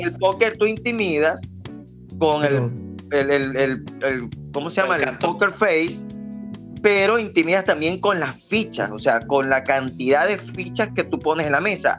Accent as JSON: {"language": "Spanish", "country": "Venezuela", "said": "como venezolanos que somos"}